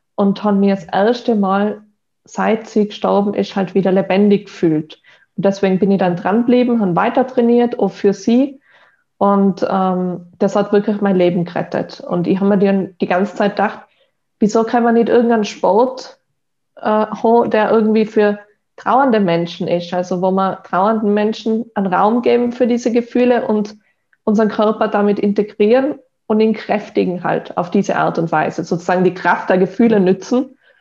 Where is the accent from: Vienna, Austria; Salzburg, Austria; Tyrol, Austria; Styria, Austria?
Tyrol, Austria; ich bin in Tirol aufgewachsen